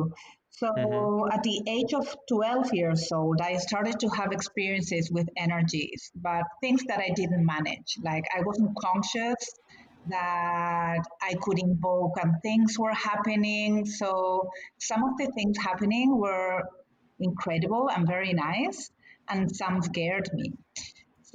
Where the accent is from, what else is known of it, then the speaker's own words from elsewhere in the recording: Argentina; now in United States; we were coming with a family to the States. I'm from Argentina.